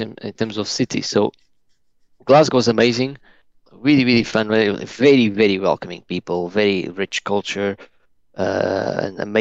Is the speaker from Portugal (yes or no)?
yes; Portugal; moved away as an adult; now in United Kingdom; I'm originally from Portugal, but I've lived 8.5 years now in the UK.